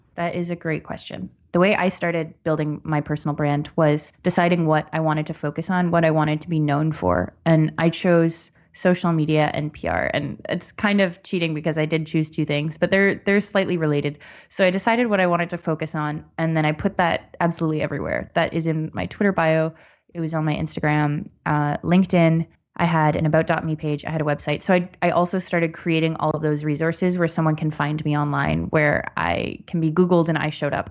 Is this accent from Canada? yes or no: yes; Barrie, Ontario, Canada; also born or lived in Ottawa; I was born in Ottawa, but I grew up outside of Barrie, so north of Toronto.